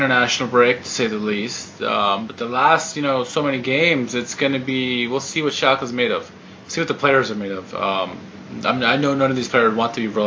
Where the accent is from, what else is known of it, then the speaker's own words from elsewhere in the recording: United States; we're American